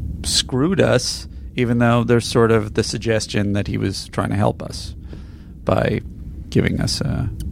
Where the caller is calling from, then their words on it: Sweden; I'm a listener from Sweden, and I listen to the show every week.